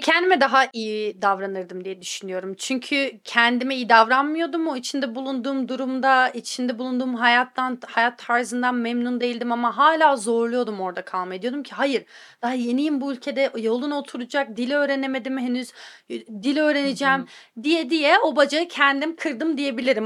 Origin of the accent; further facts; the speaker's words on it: Antalya, Turkey; moved away as an adult; also born or lived in Istanbul; now in United States; Ben Antalyalıyım bu arada İstanbullu değilim.